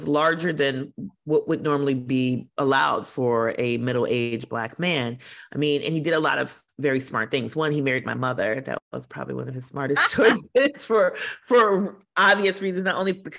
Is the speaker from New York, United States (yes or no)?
no; Milwaukee, Wisconsin, United States; I grew up in 1980s Milwaukee, where my father was a brewery worker